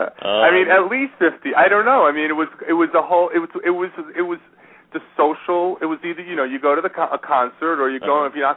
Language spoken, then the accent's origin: English; Long Island, Nassau County, New York, United States; I grew up in Long Island in Nassau County